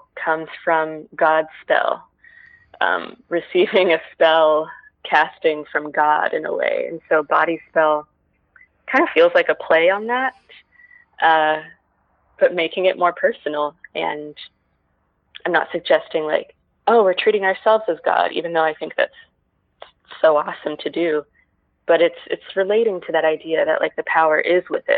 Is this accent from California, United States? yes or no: no; Texas, United States; now in Los Angeles, United States; growing up in Texas